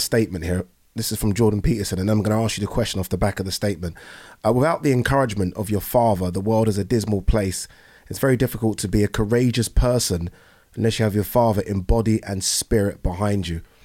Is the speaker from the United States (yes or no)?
no; Brighton, South East England, United Kingdom; also born or lived in Nigeria; I was born in Nigeria. I came here when I was one. and I was fostered with a white family in Brighton